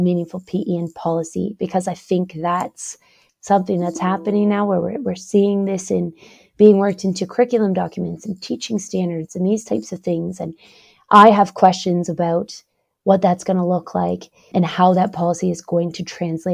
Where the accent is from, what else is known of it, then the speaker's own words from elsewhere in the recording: Canada; I'm Canadian. I spend most of my time in Canada, but I am now here doing some research in Norway